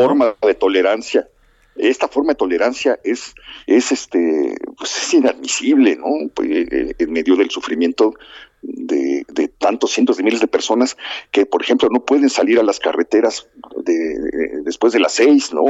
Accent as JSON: {"language": "Spanish", "country": "Mexico", "said": "somos los mexicanos"}